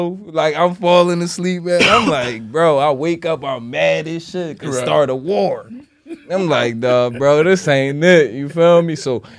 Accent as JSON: {"language": "English", "region": "Delaware", "country": "United States", "said": "I ain't from West Philly. I ain't from the projects. I'm from Delaware."}